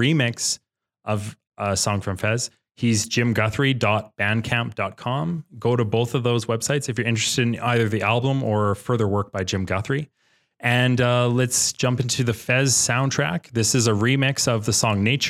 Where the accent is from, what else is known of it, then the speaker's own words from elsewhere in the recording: Canada; We're Canadian